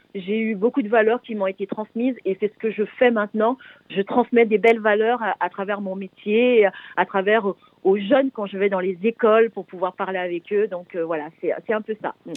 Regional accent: French Guiana; moved away as an adult; also born or lived in Paris; c'est le nom de mon ancien quartier, là où j'ai grandi en Guyane.

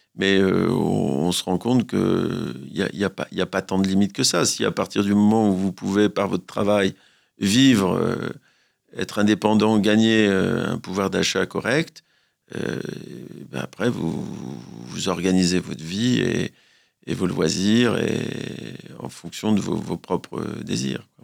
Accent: France; chez nous, en France

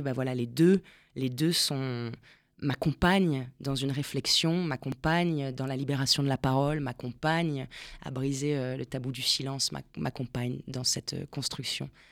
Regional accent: Argentina; moved away; je suis née en Argentine

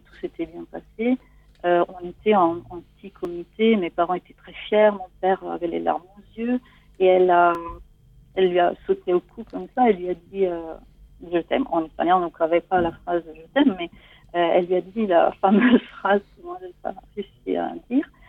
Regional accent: Italy; French is a second language; moved away as an adult; now in France; je suis née en Italie et j'ai grandi en Italie

